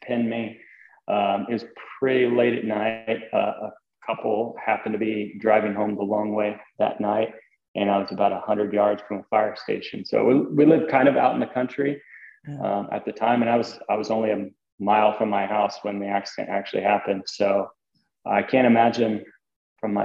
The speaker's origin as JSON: {"language": "English", "town": "Stilwell", "region": "Kansas", "country": "United States", "tie": "born or raised there", "said": "I grew up in a place called Stillwell, Kansas"}